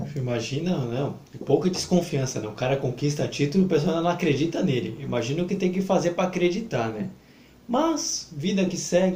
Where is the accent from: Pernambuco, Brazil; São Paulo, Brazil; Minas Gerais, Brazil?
São Paulo, Brazil; Baixada Santista; a gente é da Baixada Santista, então eu falo aqui por, aqui por Santos porque a gente é daqui da Baixada